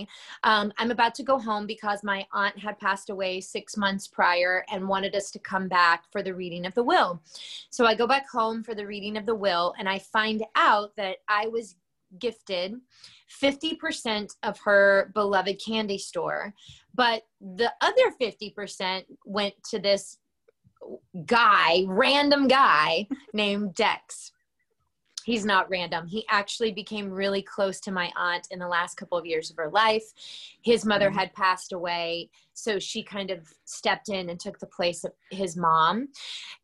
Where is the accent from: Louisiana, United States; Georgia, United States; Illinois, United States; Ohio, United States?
Georgia, United States; moved away; my hometown in Georgia.